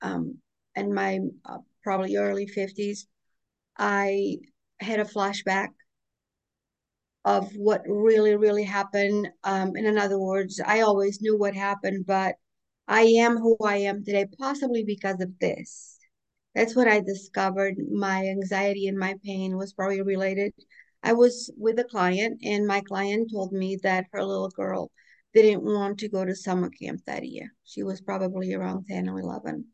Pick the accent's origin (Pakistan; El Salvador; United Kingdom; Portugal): Portugal; also born or lived in Boston, United States; now in North Carolina, United States; I lived in Boston for 37 years after I moved from my homeland of Portugal